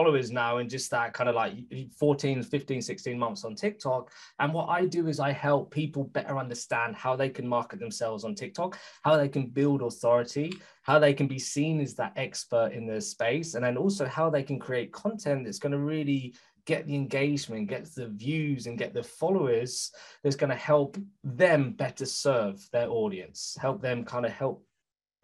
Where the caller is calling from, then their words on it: United Kingdom; Some people think I'm Norwegian, but I'm calling from the UK.